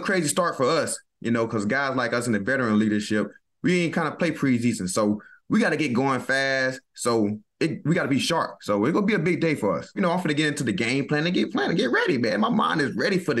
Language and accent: English; the South, United States; moved away; I'm from the South